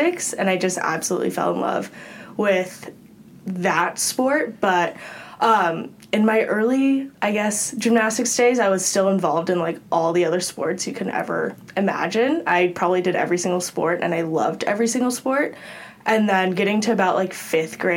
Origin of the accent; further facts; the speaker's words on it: Los Altos, California, United States; also born or lived in Pasadena, California; I'm originally from Los Altos, California, so still in the Bay Area, stayed close to home for college